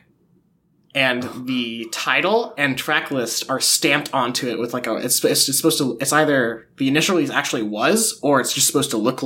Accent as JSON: {"language": "English", "town": "Huntsville", "region": "Alabama", "country": "United States", "tie": "born or raised there", "moved": "yes", "said": "I was in Huntsville, my hometown"}